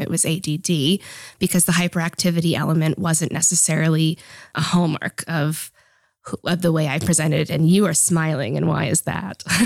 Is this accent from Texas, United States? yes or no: no; Boston, Massachusetts, United States; moved away as an adult; now in Netherlands; I was born in Boston, Massachusetts, and grew up all of my um, childhood and most of my adult life actually in the US.